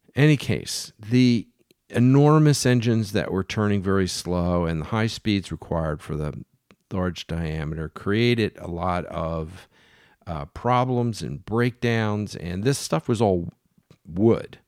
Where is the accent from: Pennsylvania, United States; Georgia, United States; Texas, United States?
Pennsylvania, United States; Philadelphia; When I was a kid, um, I grew up in Philadelphia